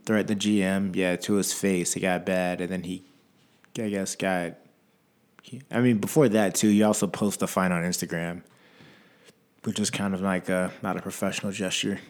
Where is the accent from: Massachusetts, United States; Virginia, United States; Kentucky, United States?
Virginia, United States; I'm from Virginia